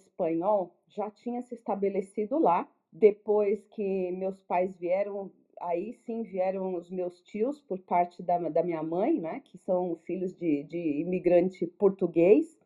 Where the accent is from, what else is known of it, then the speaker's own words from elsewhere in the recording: São Paulo, Brazil; eu nasci na ZL.